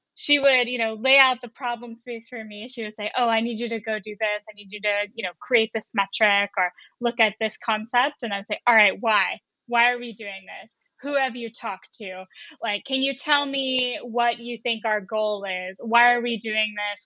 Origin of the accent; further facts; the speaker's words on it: North Carolina, United States; moved away as an adult; also born or lived in San Francisco Bay Area, California; now in San Francisco, United States; I'm from North Carolina, so I didn't really have a great understanding of technology, and I didn't really until I came to the West Coast for college.